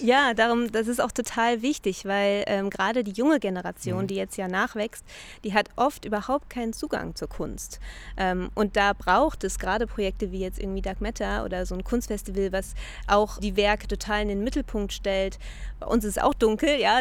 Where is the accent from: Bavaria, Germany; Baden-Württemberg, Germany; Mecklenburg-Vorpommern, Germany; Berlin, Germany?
Berlin, Germany; ich komme aus Berlin